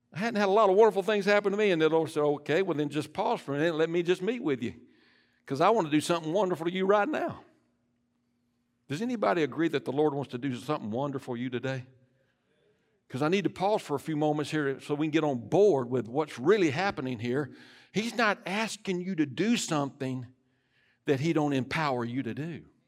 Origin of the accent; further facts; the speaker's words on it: United States; I am an American, but I'm a Christian first